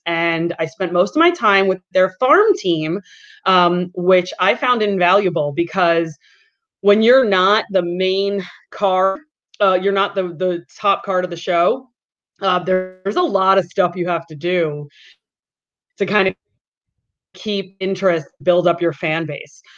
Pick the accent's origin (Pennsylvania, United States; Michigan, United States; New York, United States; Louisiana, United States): New York, United States; Long Island; growing up on Long Island